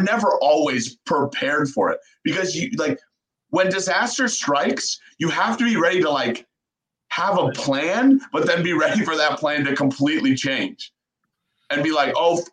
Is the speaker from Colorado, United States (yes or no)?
yes; Denver, Colorado, United States; moved away; growing up in Denver was awesome. I lived in Denver for 15 years.